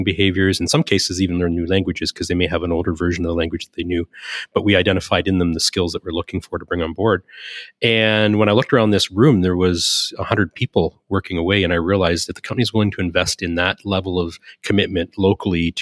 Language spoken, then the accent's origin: English; Southern Ontario, Canada; moved away as an adult; also born or lived in Silicon Valley; now in Winnipeg, Canada; I was born in Southern Ontario, which is kind of east. They call it the east, even though it's kind of the middle. It's more like New York in Canada. I went to school there